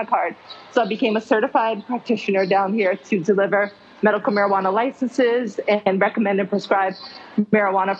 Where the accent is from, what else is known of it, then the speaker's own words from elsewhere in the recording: Jamaica; now in South Florida, United States; I'm from Jamaica, so I grew up with cannabis as my main medicine